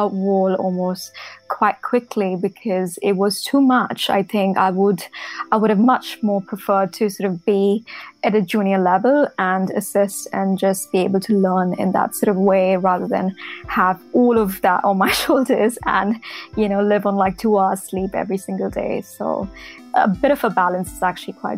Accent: Mumbai, Maharashtra, India; moved away as an adult; I grew up in Mumbai. I was born there

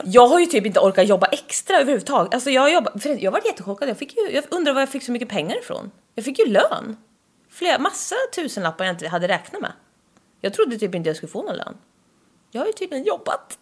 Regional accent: Östergötland, Sweden; accent: östgötska; Vi har en otrolig östgötska

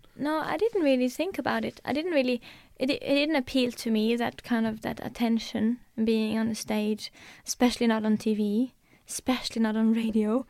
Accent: Norway; first language Norwegian; English is a second language; Norwegian is my first language

